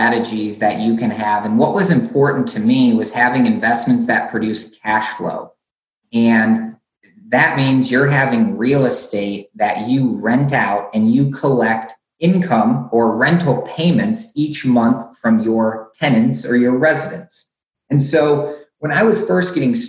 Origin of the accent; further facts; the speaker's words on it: Michigan, United States; where I grew up in Michigan